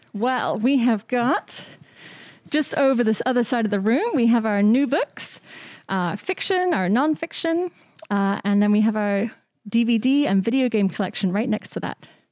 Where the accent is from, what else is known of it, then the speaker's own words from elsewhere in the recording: Shrewsbury, West Midlands, United Kingdom; moved away; I grew up uh, in Shrewsbury, which is a, a, town in Shropshire